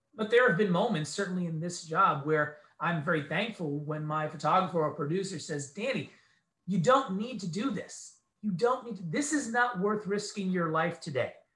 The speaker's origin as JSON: {"language": "English", "region": "New York", "country": "United States", "also_born_or_lived": "Medellin, Colombia / San Diego, California / Bakersfield, California", "moved": "yes", "lives_now": "Philadelphia, United States", "said": "I am originally from New York. I'm from the East Coast"}